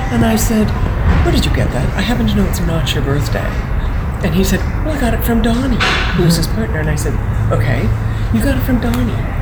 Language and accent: English; Western Canada, Canada; I was raised in Western Canada